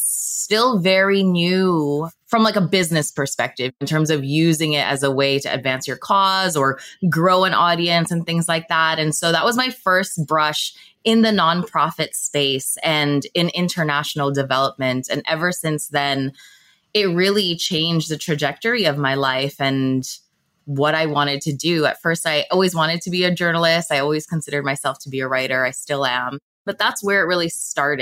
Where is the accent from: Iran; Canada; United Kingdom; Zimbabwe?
Canada; Toronto, Ontario; also born or lived in Manila, Philippines / Markham, Canada; I was born in Manila, Philippines, And I moved to Scarborough, Canada, which is a city just within the greater Toronto area. And I moved when I was just 4 years old